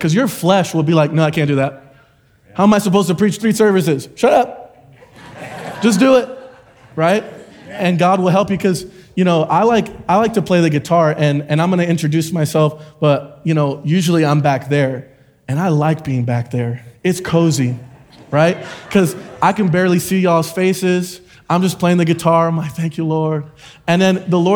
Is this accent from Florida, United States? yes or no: yes; Florida, United States; moved away as an adult; also born or lived in Puerto Rico / Oklahoma; I was born in Puerto Rico, moved to Florida when I was about 2 or 3 years old, and grew up in a Christian home.